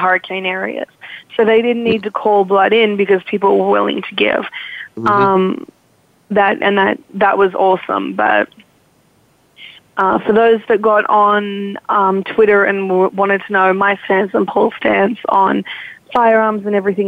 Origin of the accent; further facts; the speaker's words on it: Australia; moved away; I'm Australian